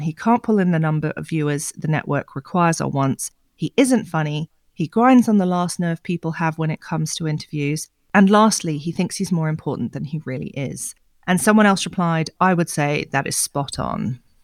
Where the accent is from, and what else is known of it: United Kingdom